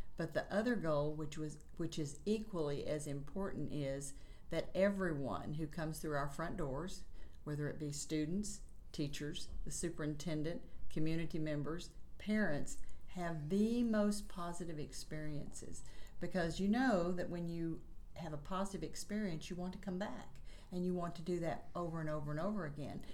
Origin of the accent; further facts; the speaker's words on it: Chattanooga, Tennessee, United States; I was born and raised in Chattanooga, Tennessee